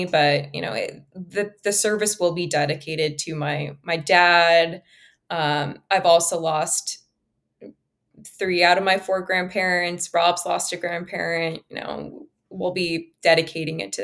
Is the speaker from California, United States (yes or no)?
yes; Bay Area, California, United States; I'm from the Bay Area